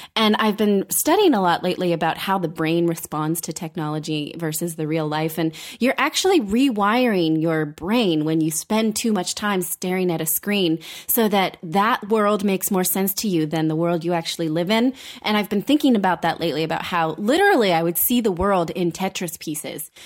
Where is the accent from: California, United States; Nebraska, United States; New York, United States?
California, United States; Fremont; I grew up in Fremont